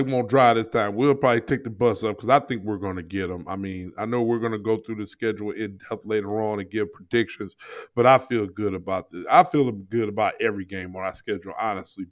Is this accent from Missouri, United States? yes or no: yes; St. Louis, Missouri, United States; I'm from St. Louis